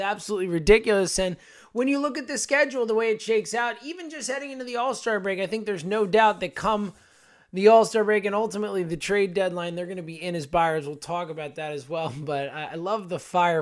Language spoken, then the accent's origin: English; Philadelphia, Pennsylvania, United States; we're from Philly